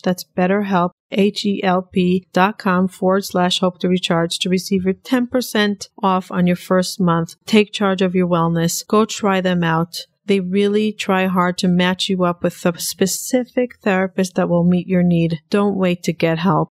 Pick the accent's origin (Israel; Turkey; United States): Israel; I grew up in Israel